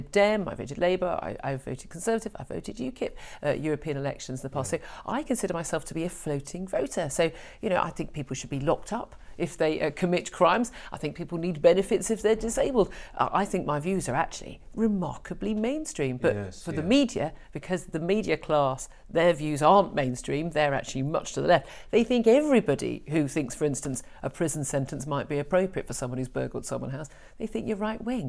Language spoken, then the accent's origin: English; Birmingham, West Midlands, United Kingdom; born there; I was born in Birmingham.